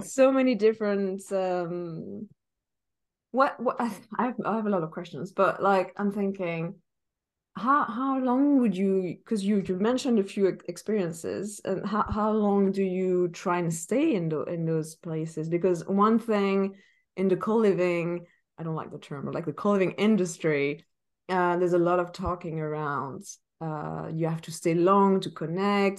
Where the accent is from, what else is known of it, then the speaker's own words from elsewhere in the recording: Paris, Île-de-France, France; moved away; I come from Paris.